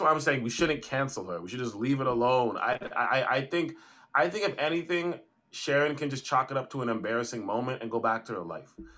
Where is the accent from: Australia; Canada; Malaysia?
Canada; me and you are Canadians. We come from Caribbean backgrounds